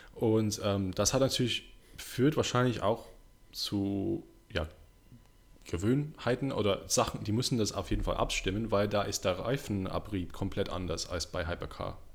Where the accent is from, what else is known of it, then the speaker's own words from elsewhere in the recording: Kenilworth, West Midlands, United Kingdom; German is a second language; moved away; da, wo ich herkomme, das ist eine kleine Stadt äh, in der Nähe von Birmingham, Coventry, heißt Kenilworth. Äh, da bin ich äh, aufgewachsen